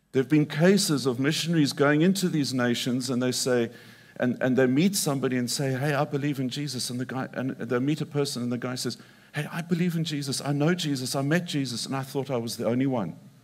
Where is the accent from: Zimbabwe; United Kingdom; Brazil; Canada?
Zimbabwe; moved away; also born or lived in Mongolia; I grew up in Zimbabwe and I grew up on a cattle ranch